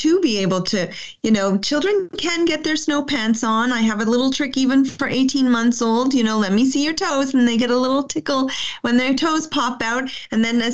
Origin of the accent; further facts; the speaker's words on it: Canada; as a Canadian educator, we're really about forest schools